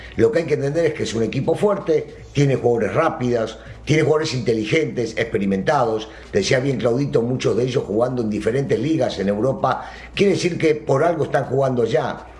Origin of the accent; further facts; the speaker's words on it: Argentina; así lo vivimos en mi país